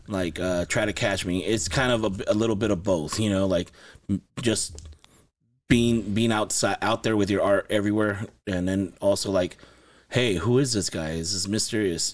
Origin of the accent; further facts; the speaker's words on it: Los Angeles, California, United States; also born or lived in Santa Paula, California; I was born in Los Angeles, California. I lived there most of my childhood, and I moved to Ventura County, to Santa Paula in ninety, nineteen ninety.